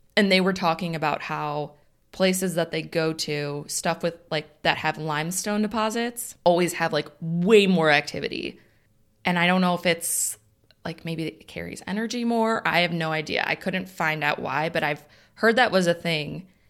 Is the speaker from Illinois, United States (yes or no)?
yes; Northern Illinois, United States; We're from Northern Illinois